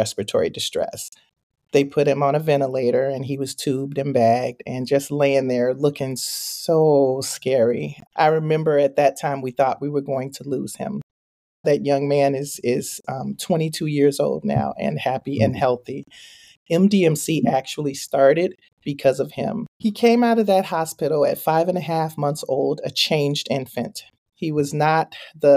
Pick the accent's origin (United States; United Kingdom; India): United States; Chicago, Illinois; now in Minnesota, United States; I grew up in Chicago